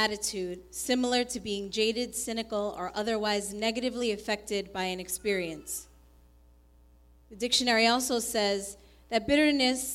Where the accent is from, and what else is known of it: New York, United States; born or raised there; also born or lived in Colombia